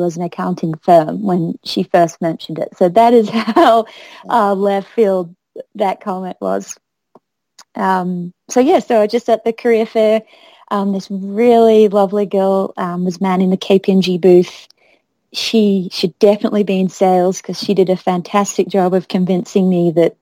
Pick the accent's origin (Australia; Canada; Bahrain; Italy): Australia; Sydney, New South Wales; moved away as an adult; also born or lived in Boulder, Colorado, United States; now in Chicago, United States; I was born in Sydney, but I've been in Chicago for about 7 years